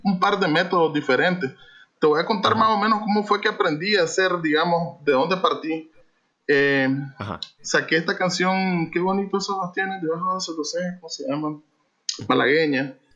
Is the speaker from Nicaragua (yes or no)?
yes; Managua, Nicaragua; now in Masaya, Nicaragua; originalmente eh, de Managua y nos venimos hace 20 años exactamente oh. para este lado